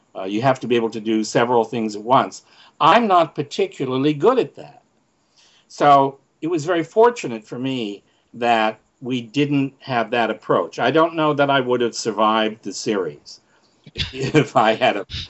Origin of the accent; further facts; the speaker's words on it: Canada; moved away; I'm from Canada